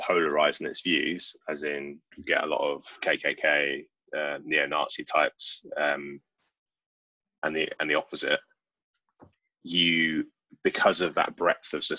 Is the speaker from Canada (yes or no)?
no; United Kingdom; We're British. We're all British.